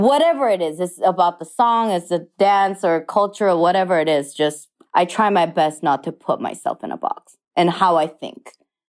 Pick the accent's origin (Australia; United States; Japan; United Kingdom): Japan; English is a second language; So he was there for his job, and that's why I was raised in Japan, but in an international school. My whole life, I went to a French school.